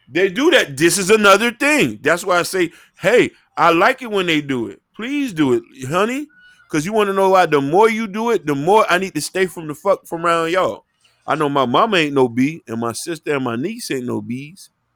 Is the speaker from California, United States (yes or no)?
no; Miami, Florida, United States; growing up in Miami